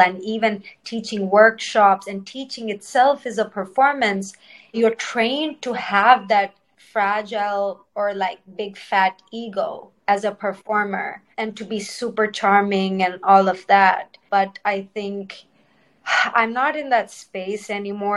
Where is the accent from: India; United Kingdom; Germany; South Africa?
India; first language Telugu; English is a second language; also born or lived in Cincinnati, Ohio, United States; now in New York City, United States; I was born in Cincinnati, Ohio, and I grew up in India